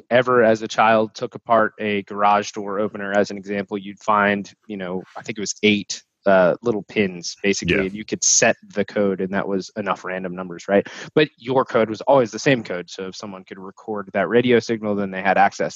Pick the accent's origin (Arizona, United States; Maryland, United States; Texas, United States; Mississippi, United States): Texas, United States; North Texas suburbia, United States; moved away as an adult; also born or lived in Italy; growing up in North Texas suburbia